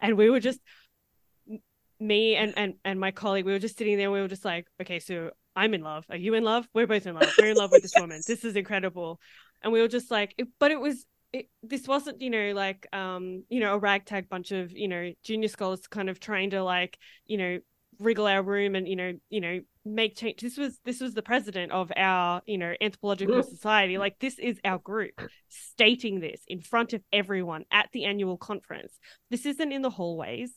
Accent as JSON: {"language": "English", "country": "Australia", "said": "the Australian anthropologists"}